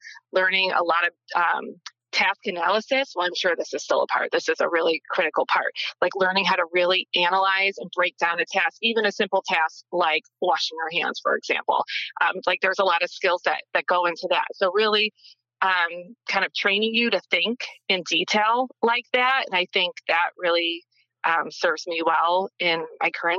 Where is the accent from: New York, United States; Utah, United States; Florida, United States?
New York, United States; Western; now in New Jersey, United States; I grew up in Western New York, kind of between Buffalo and Erie, kind of like a small town, very, very small town, I should say, a little bit more of a rural area.